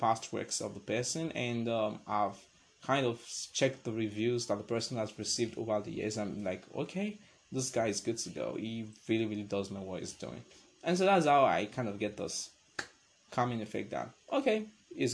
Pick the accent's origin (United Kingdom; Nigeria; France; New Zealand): Nigeria; I'm a Nigerian